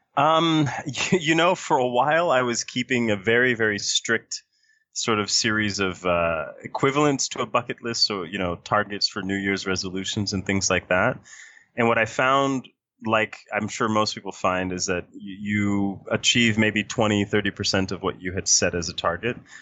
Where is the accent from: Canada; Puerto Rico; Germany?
Puerto Rico; now in Washington, D.C., United States; I was born and raised in Puerto Rico